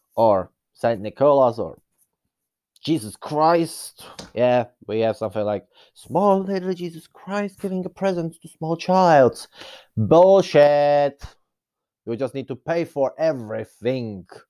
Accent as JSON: {"language": "English", "country": "Czechia", "said": "I'm some person from Czech Republic."}